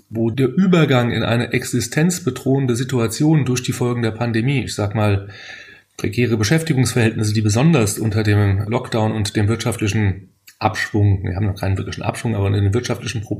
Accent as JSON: {"language": "German", "town": "Leipzig", "region": "Saxony", "country": "Germany", "tie": "born or raised there", "said": "Allerdings muss ich sagen, dass die Schlange als solche in meiner Heimatstadt Leipzig immer noch ein bisschen anders gesehen wird."}